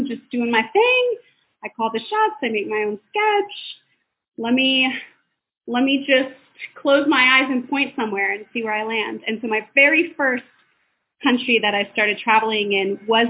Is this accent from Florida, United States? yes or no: yes; Jacksonville Beach, Florida, United States; moved away as an adult; now in Los Angeles, United States; where I was raised in Jacksonville Beach, it's just below Georgia and it is on the coast